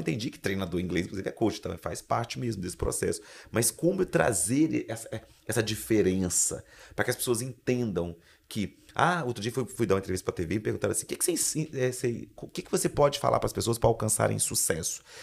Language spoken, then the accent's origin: Portuguese; Espírito Santo, Brazil; accent: capixaba; also born or lived in Vitória; eu sou um capixaba. É, o meu sotaque, sotaque é diferente